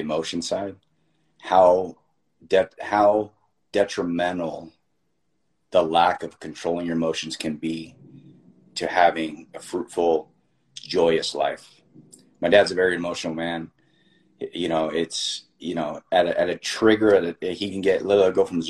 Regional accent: Miami, Florida, United States; I was born in Miami. I'm a first generation, you know, Cuban American here

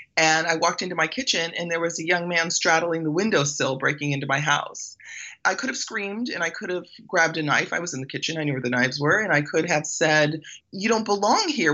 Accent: Belize; moved away; I was born in Belize

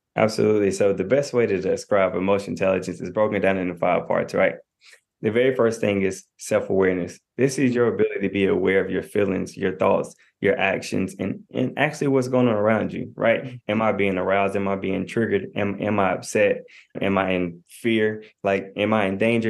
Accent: Knoxville, Tennessee, United States; I'm a twenty-eight-year-old I'm from Knoxville, Tennessee.

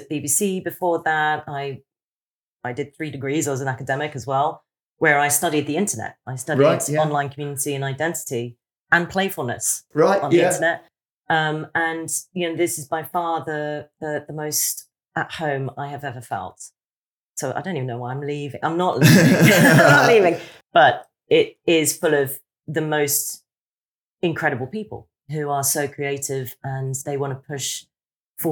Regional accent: Hong Kong; moved away; I grew up in Hong Kong

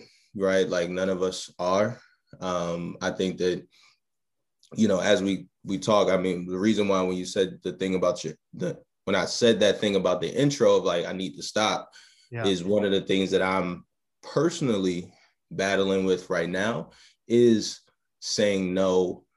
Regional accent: Baltimore, Maryland, United States; grew up in Baltimore, Maryland

